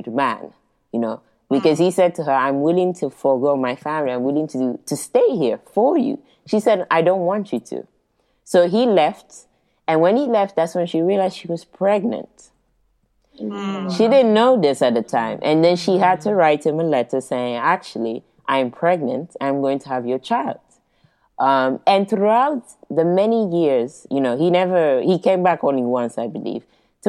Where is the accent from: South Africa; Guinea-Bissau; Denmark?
Guinea-Bissau; also born or lived in Portugal; as much as I say I'm from Guinea-Bissau, you know, even though I was born in Portugal